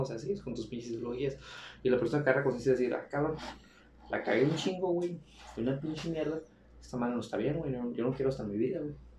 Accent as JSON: {"language": "Spanish", "town": "Navajoa", "region": "Sonora", "country": "Mexico", "said": "de Navajoa, menos de mi pueblo"}